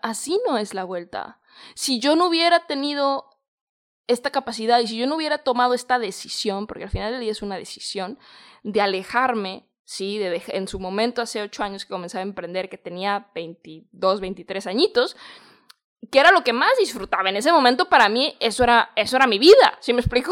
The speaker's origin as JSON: {"language": "Spanish", "country": "Mexico", "moved": "as an adult", "said": "salí de mi país, yo soy de México"}